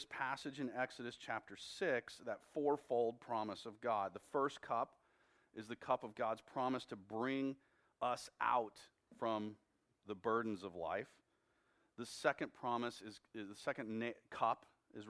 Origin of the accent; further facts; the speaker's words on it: United States; as American Christians